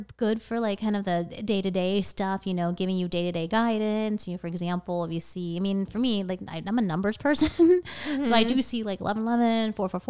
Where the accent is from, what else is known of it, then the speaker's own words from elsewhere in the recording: Thailand; So my family, we're from Thailand.